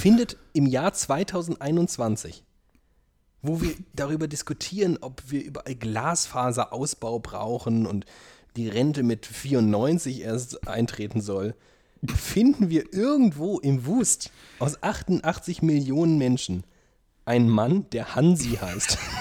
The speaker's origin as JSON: {"language": "German", "town": "Frankfurt am Main", "region": "Hesse", "country": "Germany", "tie": "born or raised there", "moved": "yes", "said": "Ich bleibe in Frankfurt am Main, da wo ich aufgewachsen bin."}